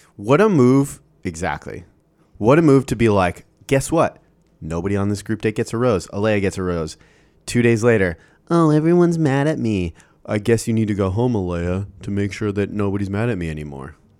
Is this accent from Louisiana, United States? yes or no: no; Iowa, United States; Iowa, my home state